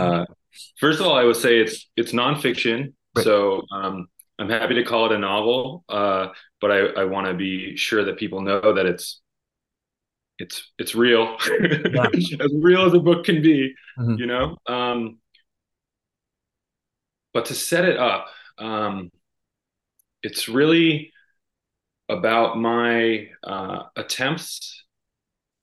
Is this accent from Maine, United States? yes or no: yes; Maine, United States; also born or lived in Iowa / Wyoming; I grew up in Maine and worked in a lot of the old houses here.